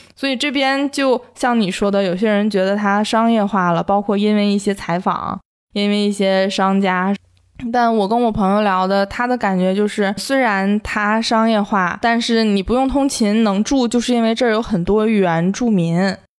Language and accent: Chinese; Northeast China, China; also born or lived in Beijing; now in Sanya, China; 因为我是一个东北人嘛